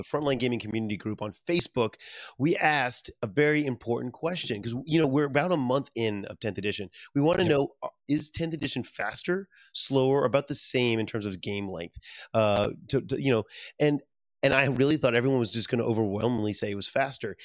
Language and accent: English; Louisiana, United States; moved away; I'm very proud from Louisiana, my home state